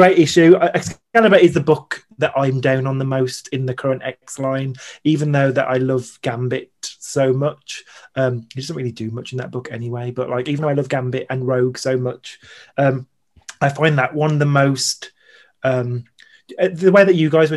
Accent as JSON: {"language": "English", "country": "United Kingdom", "said": "makes me proud about being British"}